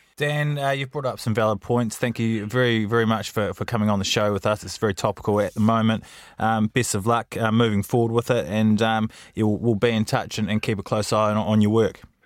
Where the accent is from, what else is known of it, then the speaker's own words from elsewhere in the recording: New Zealand; I'm a Kiwi